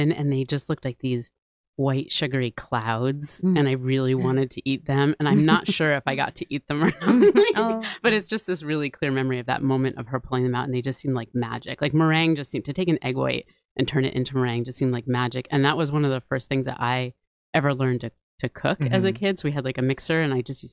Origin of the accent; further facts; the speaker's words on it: New Haven, Connecticut, United States; I grew up in New Haven, and I'm first generation here